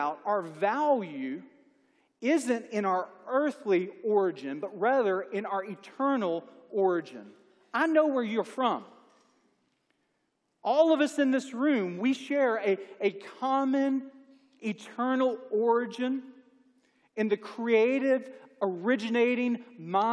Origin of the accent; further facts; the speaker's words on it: Mississippi, United States; moved away as an adult; now in Alabama, United States; I'm from Mississippi